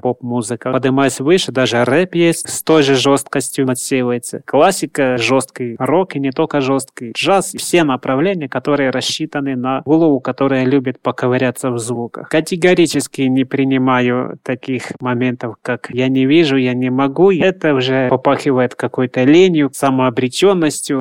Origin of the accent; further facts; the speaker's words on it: Romny, Sumy Oblast, Ukraine; Родился я на Украине, на Сумщине, в городе Рамны